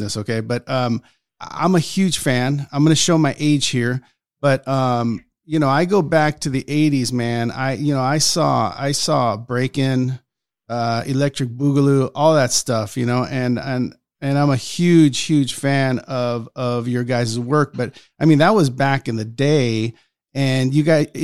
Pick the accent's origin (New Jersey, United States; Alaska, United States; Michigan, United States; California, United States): California, United States; Los Angeles; I grew up in East Los Angeles